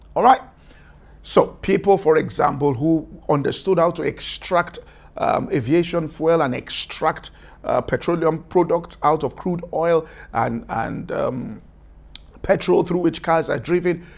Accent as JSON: {"language": "English", "town": "Ibadan", "region": "Oyo", "country": "Nigeria", "tie": "born or raised there", "said": "I grew up in Ibadan"}